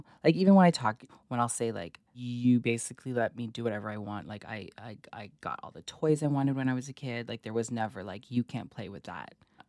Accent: Toronto, Ontario, Canada; born or raised there

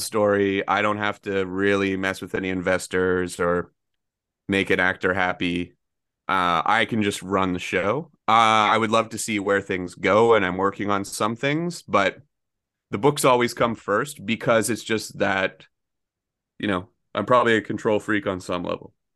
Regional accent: Oshawa, Ontario, Canada; I grew up in Oshawa

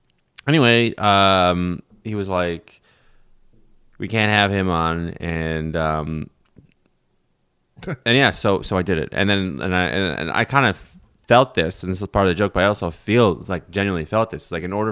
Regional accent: Russia; I'm from Russia somehow.

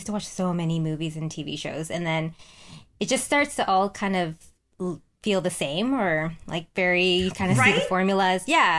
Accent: Vancouver, British Columbia, Canada; also born or lived in Toronto; I grew up in Vancouver and I just went to Toronto for when we filmed the show.

